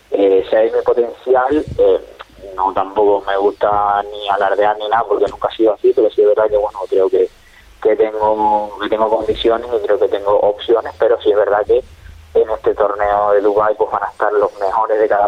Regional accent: Canary Islands, Spain; competir y llegar al primer equipo del Tenerife, que era el equipo de, mi tierra.

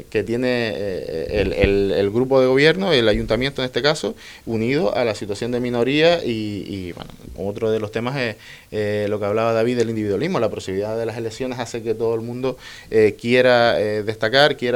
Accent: El Cotillo, Canary Islands, Spain; yo que soy del Cotillo

